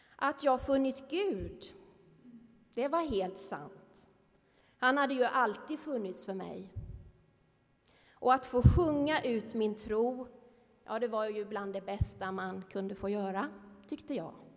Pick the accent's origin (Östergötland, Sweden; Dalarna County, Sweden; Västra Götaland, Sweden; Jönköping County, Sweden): Jönköping County, Sweden; Värnamo; i ungdomskören hemma i Missionskyrkan i Värnamo